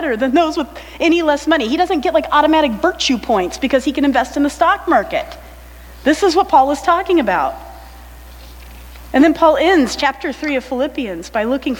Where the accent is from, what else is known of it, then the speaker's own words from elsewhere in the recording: United States; also born or lived in Ypsilanti, Michigan; I'm American